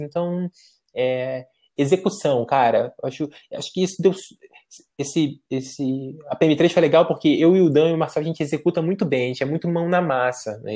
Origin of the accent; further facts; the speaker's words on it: São Gonçalo, Rio de Janeiro, Brazil; moved away as an adult; also born or lived in Niterói / United States; now in São Paulo, Brazil; eu sou de São Gonçalo, no Rio de Janeiro. E eu morava do lado de um cemitério